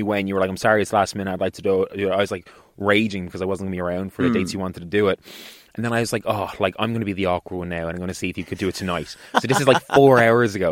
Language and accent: English; Dublin, Leinster, Ireland; accent: posh; I grew up in Knocklyon. My parents are still there